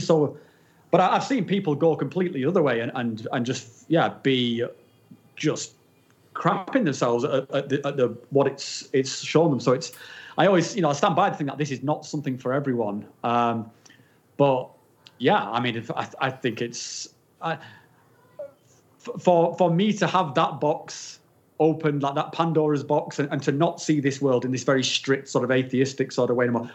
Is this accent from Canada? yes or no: no; England, United Kingdom; now in Switzerland; I'm not actually from Switzerland. I'm from from England, but I, I, live in Switzerland at the moment